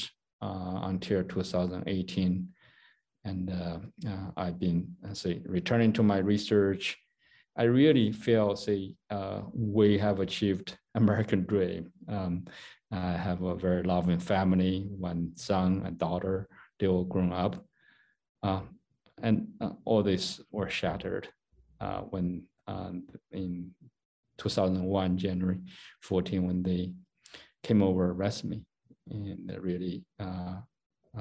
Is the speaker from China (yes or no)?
yes; China; moved away as an adult; also born or lived in Massachusetts, United States; now in United States; I grew up in China. I was born in 64, so I spent a lot of my childhood during China's Cultural Revolution